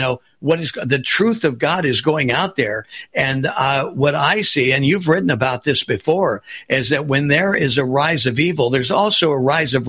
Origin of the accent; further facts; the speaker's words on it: West Coast, United States; I grew up on the West Coast and did a little surfing.